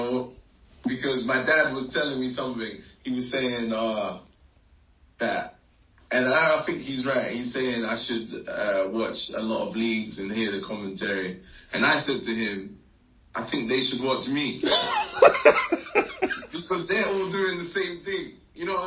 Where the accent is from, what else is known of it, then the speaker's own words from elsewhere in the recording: England, United Kingdom; also born or lived in West Africa; Growing up in England till age 10, my dad got a job in West Africa, moved out to West Africa at 10 till 13, learned a bit of French, went to an American school.